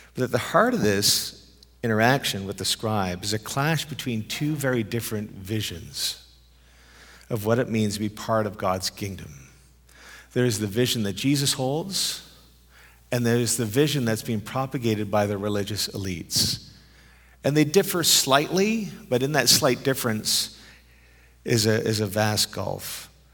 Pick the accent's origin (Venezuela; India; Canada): Canada; moved away as an adult; also born or lived in Europe; I'm a Canadian who lived in Europe for thirteen years